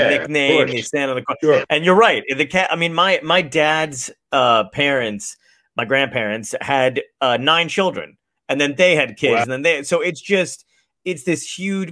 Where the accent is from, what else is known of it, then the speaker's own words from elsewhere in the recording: New Jersey, United States; also born or lived in Brooklyn, New York / California; I was born in Brooklyn and then like raised primarily in like in New Jersey